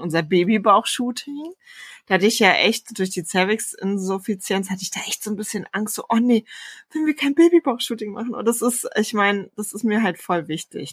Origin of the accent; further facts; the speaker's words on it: Saxony-Anhalt, Germany; moved away; also born or lived in Rostock / Berlin; wir kommen ja eigentlich aus Sachsen-Anhalt